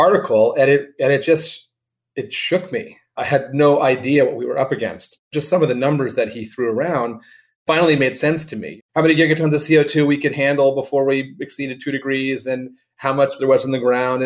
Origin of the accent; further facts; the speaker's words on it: Miami, Florida, United States; now in Bay Area, United States; I'm from Miami too